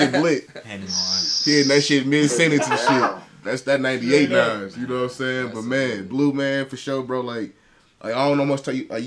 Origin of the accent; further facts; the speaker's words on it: Minnesota, United States; We from Minnesota